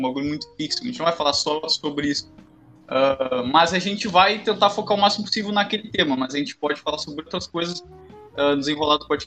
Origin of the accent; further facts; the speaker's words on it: Pelotas, Rio Grande do Sul, Brazil; E eu sou do Rio Grande do Sul e o Lima é do Norte.